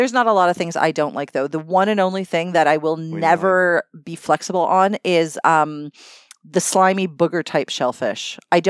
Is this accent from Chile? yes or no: no; Canada; I am as white as a Canadian girl can be.